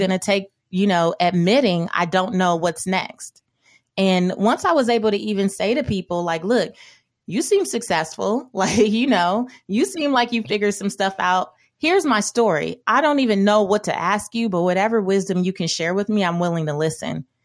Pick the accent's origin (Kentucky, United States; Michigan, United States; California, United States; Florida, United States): California, United States; Los Angeles; growing up in South Central Los Angeles